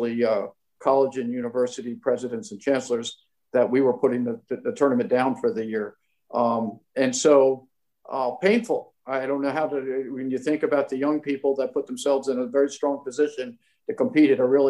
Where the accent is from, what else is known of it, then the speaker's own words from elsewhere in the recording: Long Island, New York, United States; I grew up on Long Island